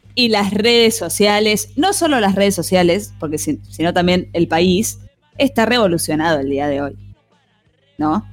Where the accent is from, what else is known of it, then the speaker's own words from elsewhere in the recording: Argentina; somos bastante locos del Twitter, los argentinos